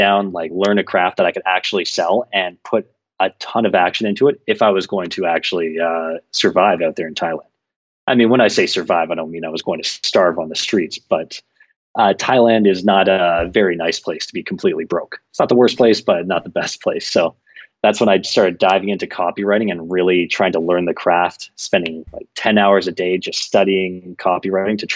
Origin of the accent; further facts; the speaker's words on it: Toronto, Ontario, Canada; moved away as an adult; now in Sao Paulo, Brazil; from Toronto, Canada, but I left Toronto about 5 years ago